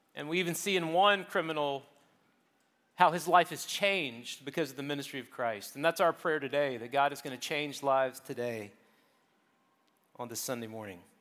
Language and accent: English; Charleston, South Carolina, United States; where I grew up in South Carolina, Charleston